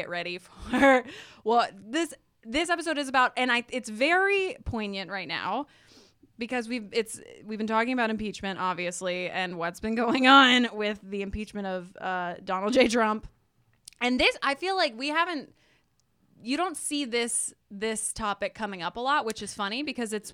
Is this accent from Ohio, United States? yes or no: no; Texas, United States; I was raised in Texas